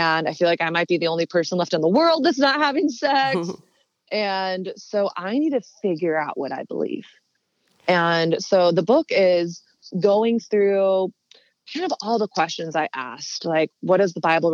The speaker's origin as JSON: {"language": "English", "area": "the South", "region": "Southern United States", "country": "United States", "tie": "born or raised there", "moved": "as an adult", "lives_now": "New York City, United States", "said": "growing up in Southern conservative Christian culture"}